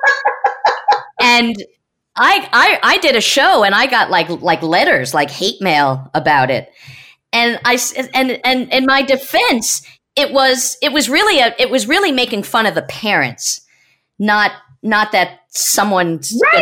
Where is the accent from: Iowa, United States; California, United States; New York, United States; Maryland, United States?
New York, United States; Growing up in New York as a kid